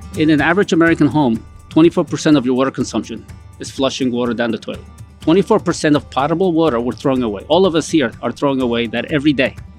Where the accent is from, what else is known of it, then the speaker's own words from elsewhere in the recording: Colombia; now in United States; I was born in Colombia